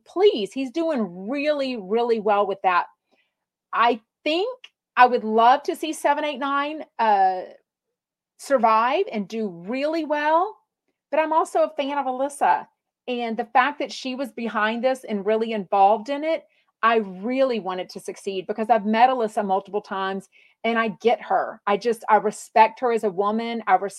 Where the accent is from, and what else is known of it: United States; accent: country